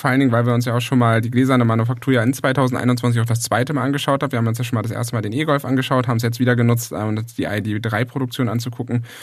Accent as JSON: {"language": "German", "region": "Hamburg", "country": "Germany", "said": "Ich bin zurück in meine alte Heimat nach Hamburg gegangen."}